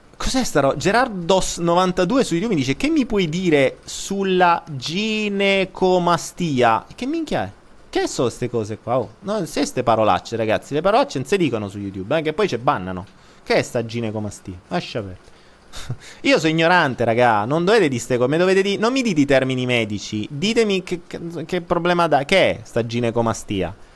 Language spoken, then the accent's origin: Italian; Italy; non dico più italiano